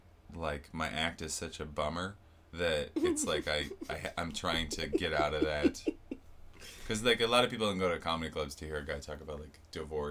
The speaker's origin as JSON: {"language": "English", "town": "Seattle", "region": "Washington", "country": "United States", "also_born_or_lived": "Lake Tahoe / New York / Los Angeles", "moved": "as an adult", "said": "I'm from Seattle, and then I moved all over after high school, kind of back and forth. Like, I went to Tahoe right after high school"}